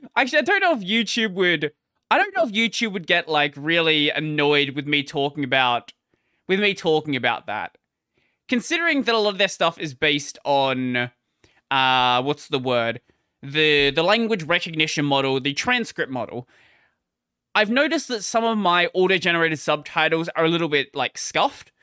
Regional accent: Australia; I'm an Aussie

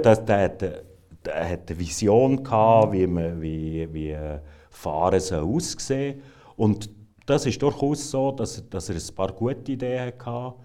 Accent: Switzerland; für uns ist, als Schweizer

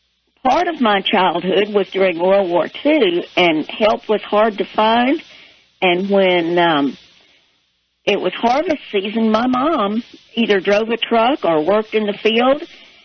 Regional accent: Floydada, Texas, United States; I was born in Floyd County, Texas, which is up near the Panhandle.

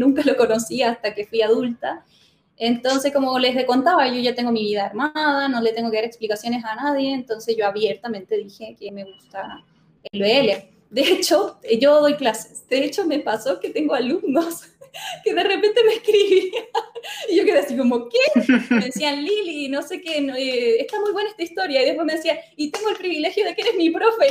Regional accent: Chile; moved away as an adult; now in Córdoba, Argentina; yo me crié en Chile

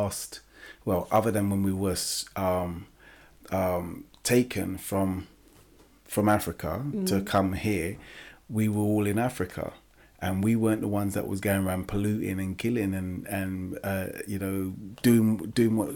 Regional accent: England, United Kingdom; I'm English. I was born in England and I'm English.

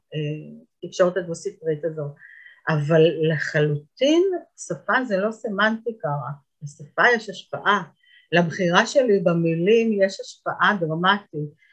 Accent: Israel; אנחנו כישראלים

